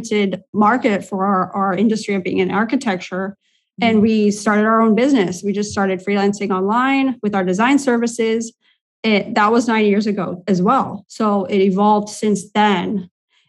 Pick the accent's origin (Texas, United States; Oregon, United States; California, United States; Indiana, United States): Indiana, United States; moved away as an adult; now in Latvia; I'm originally from the US, from Indiana